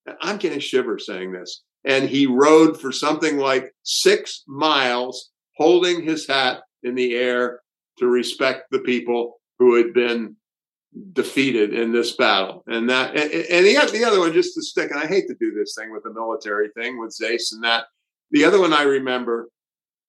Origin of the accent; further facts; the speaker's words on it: the South, United States; moved away; I grew up in the South